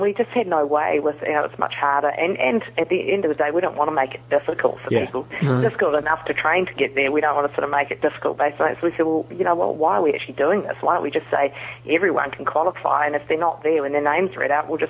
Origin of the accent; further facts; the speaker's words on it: New Zealand; and I'm actually from New Zealand.